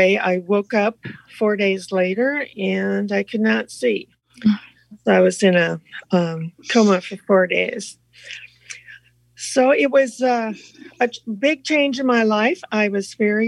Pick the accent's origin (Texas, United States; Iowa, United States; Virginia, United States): Iowa, United States; northwest; I grew up in Iowa, in northwest Iowa, close to the South Dakota-Minnesota border